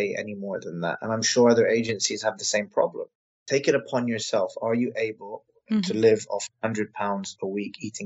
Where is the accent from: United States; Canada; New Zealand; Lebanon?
Lebanon; also born or lived in England; now in London, United Kingdom; I'm a white Anglo-Saxon English Lebanese, but I come from Lebanon.